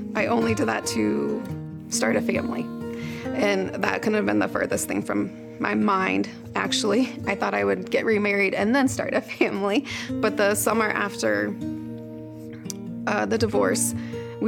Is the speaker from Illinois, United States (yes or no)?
yes; Eureka, Illinois, United States; I am from Eureka, Illinois